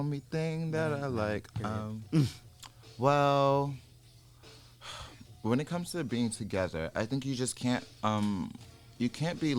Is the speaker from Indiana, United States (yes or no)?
no; New York, United States; I'm from New York and we're all sharks